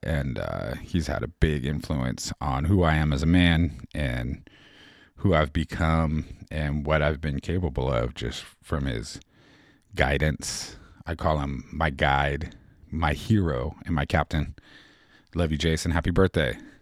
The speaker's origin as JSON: {"language": "English", "town": "San Diego", "region": "California", "country": "United States", "tie": "born or raised there", "also_born_or_lived": "San Francisco", "moved": "as an adult", "lives_now": "Portland, United States", "said": "I grew up in San Diego, and when I was twenty-four, I moved to San Francisco, and I lived there for about eighteen years"}